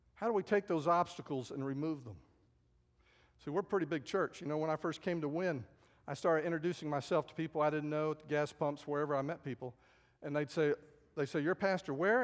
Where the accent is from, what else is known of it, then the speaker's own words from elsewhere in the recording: San Antonio, Texas, United States; also born or lived in Dayton, Ohio; I grew up in San Antonio